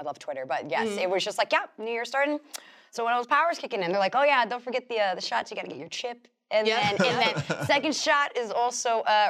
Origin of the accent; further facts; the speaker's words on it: New York, United States; I'm from New York.